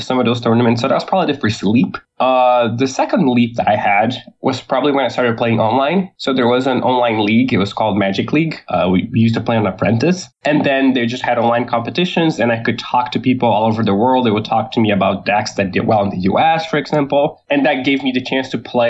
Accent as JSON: {"language": "English", "town": "Porto Alegre", "region": "Rio Grande do Sul", "country": "Brazil", "tie": "born or raised there", "said": "I grew up in Porto Alegre, which is the same place I live in."}